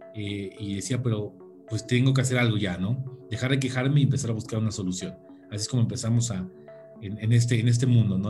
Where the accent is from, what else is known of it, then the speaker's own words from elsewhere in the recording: Hidalgo, Mexico; orgullosamente soy del estado de Hidalgo